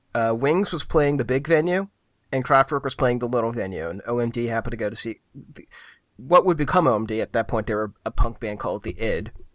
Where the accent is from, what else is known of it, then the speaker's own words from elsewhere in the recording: Philadelphia, Pennsylvania, United States; moved away; also born or lived in New York; my hometown